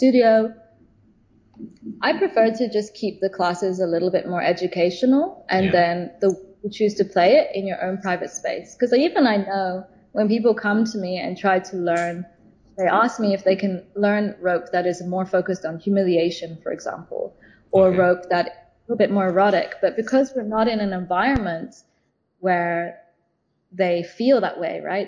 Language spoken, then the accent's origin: English; London, United Kingdom; now in China; I'm from London originally.